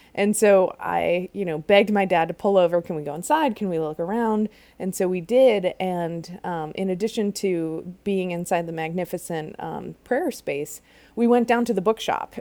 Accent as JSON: {"language": "English", "area": "outside Chicago", "region": "Illinois", "country": "United States", "tie": "born or raised there", "said": "I grew up outside Chicago in a suburb"}